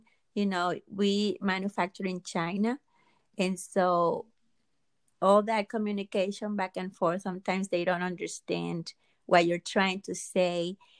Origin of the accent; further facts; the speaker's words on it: Dominican Republic; moved away; I am from the Dominican Republic originally, and so growing up, you know, and even now the light goes out all the time